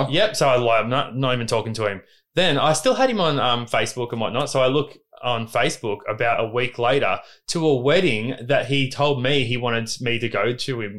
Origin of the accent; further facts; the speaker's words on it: Newcastle, New South Wales, Australia; Yeah, I grew up in Newey my whole life.